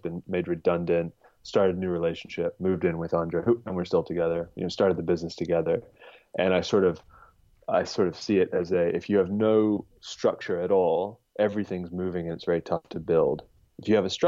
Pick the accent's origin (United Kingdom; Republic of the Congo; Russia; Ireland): United Kingdom; born or raised there; also born or lived in United States / Hong Kong